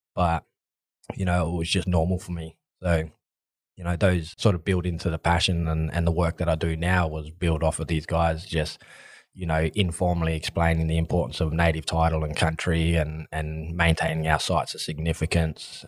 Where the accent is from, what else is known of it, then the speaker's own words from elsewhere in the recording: Adelaide, South Australia, Australia; I grew up, I was born here in Adelaide and, and grew up here.